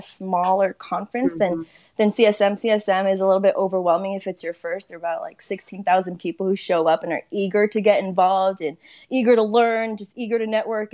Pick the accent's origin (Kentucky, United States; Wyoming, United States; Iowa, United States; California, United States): California, United States; moved away as an adult; also born or lived in Texas; I'm originally from California.